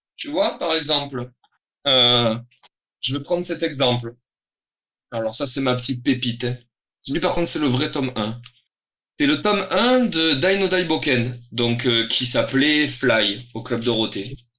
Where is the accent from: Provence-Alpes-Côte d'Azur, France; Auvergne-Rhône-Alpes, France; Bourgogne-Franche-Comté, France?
Provence-Alpes-Côte d'Azur, France; Toulon; je suis originaire de Toulon. C'est hmm. une ville dans le sud de la France, au bord de mer, donc dans le Var.